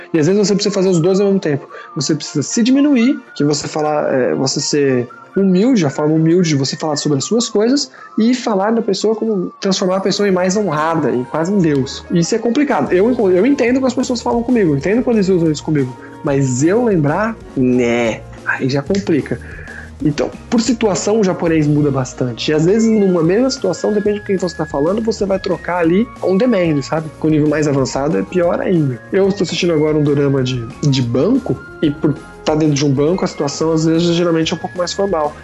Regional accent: Brazil; now in Tokyo, Japan

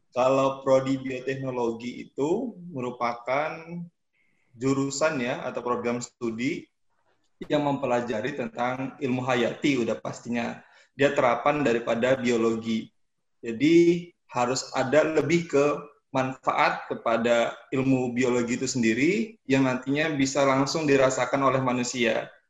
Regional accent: Samarinda, East Kalimantan, Indonesia; saya dari Samarinda, Kalimantan Timur

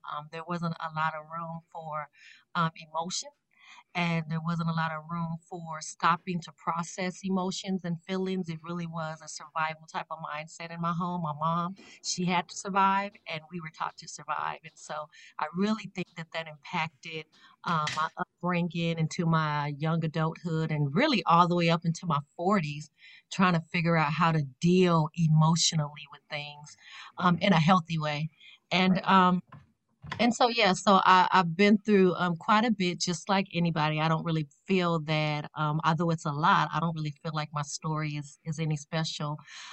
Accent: Las Vegas, Nevada, United States; now in Ohio, United States; born and raised in Vegas, the West Coast. I'm currently living in Ohio

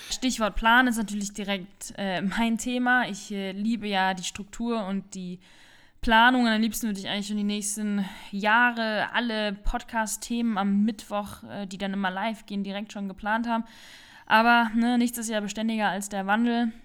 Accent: Rhineland-Palatinate, Germany; moved away as an adult; also born or lived in Sauerland; Meine Eltern hat es aber dann in die Pfalz verschlagen

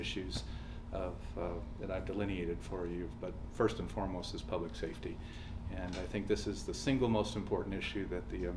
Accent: Tucson, Arizona, United States; I'm a native, born and raised in Tucson

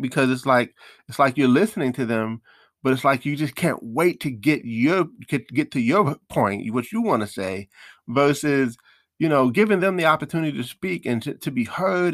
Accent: New York, United States; I'm from New York

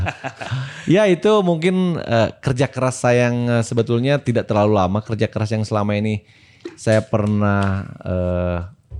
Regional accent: Bandung, West Java, Indonesia; moved away as an adult; also born or lived in Tangerang; saya kembali. Saya berikan buat daerah saya sendiri

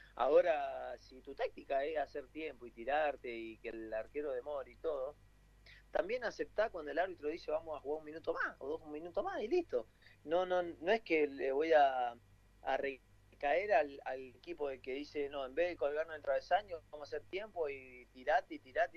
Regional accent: Argentina; argentinos que somos

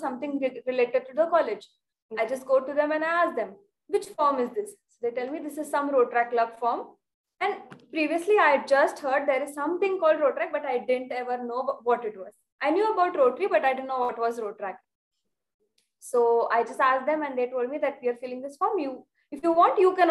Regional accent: Belgaum, Karnataka, India; moved away as an adult; now in Mumbai, India; I came to Mumbai for graduation. I live in Belgaum.

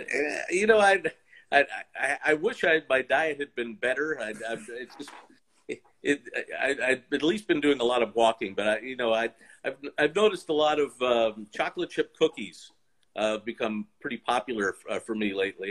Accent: Baltimore, Maryland, United States; I grew up in the Baltimore area.

